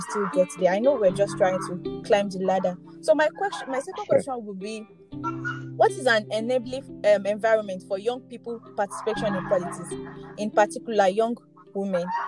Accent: Nigeria; as a Nigerian

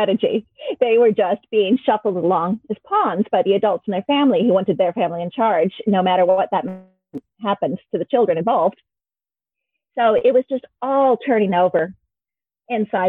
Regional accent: Michigan, United States; moved away as an adult; also born or lived in Pittsburgh / Leeds; now in Wales, United Kingdom; I grew up in Michigan in America

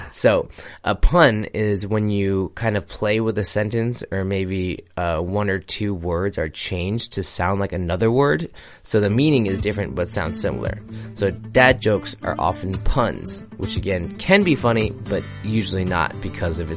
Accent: United States; being an American

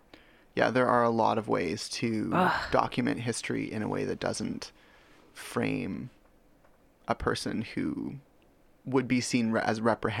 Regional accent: Richmond, British Columbia, Canada; also born or lived in Chennai, India; I have to qualify this as someone who grew up Canadian

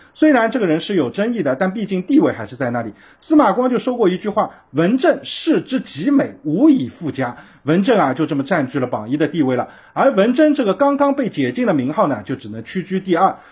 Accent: Shanghai, China; 还有咱们上海人的骄傲徐阶徐格老

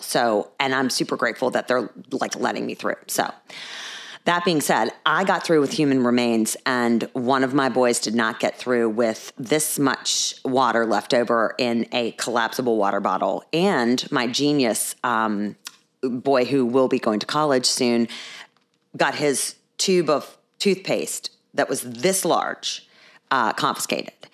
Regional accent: Virginia, United States; accent: Alabama; also born or lived in Texas; I am not from Alabama. I am from Virginia. I was not born in Richmond, but I am from Virginia.

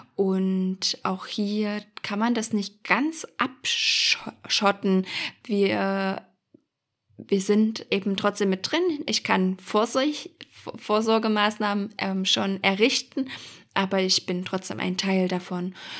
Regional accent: Germany; wir sind ja als Deutsche

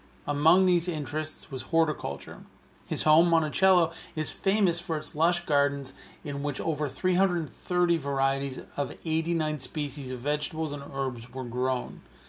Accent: Canada; As a Canadian

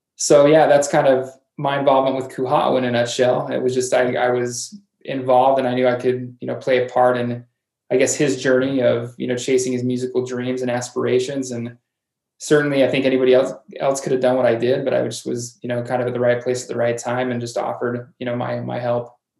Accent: Logan, Utah, United States; I am from Cache Valley, born and raised here in Logan

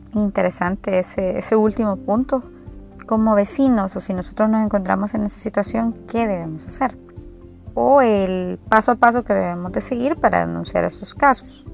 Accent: El Salvador; nos eduquemos como salvadoreños

